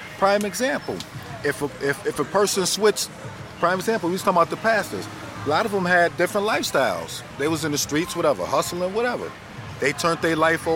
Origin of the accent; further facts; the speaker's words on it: Buffalo, New York, United States; I'm from Buffalo